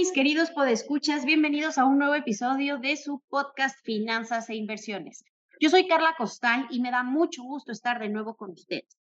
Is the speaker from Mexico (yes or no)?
yes; Mexico; como buenos mexicanos que somos